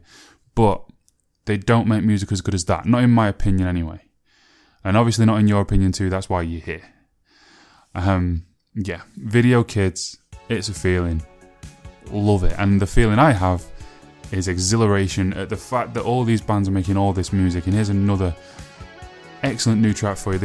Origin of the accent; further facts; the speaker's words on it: Sheffield, Yorkshire and the Humber, United Kingdom; my hometown of Sheffield